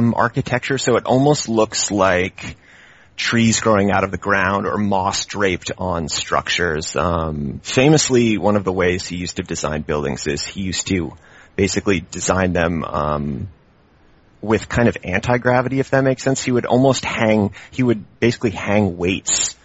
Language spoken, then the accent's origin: English; Charlottesville, Virginia, United States; moved away as an adult; also born or lived in Barcelona, Spain; now in Oakland, United States; I'm from Virginia. I'm from central Virginia in this town called Charlottesville, which is where the University of Virginia is